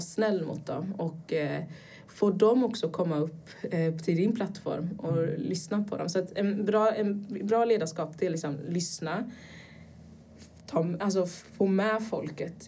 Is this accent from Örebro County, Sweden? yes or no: no; Gothenburg, Västra Götaland, Sweden; also born or lived in Brazil / United States; jag växte upp i Göteborg, eh, i en liten förort till Göteborg